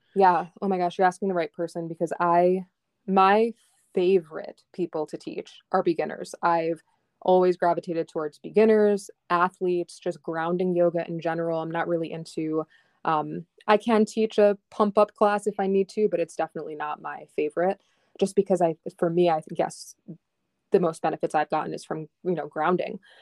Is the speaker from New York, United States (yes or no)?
yes; upstate New York, United States; also born or lived in Long Island, New York; we moved from Long Island to upstate New York, which is really just, like, three, four hours, but for a seven-year-old, that's a lot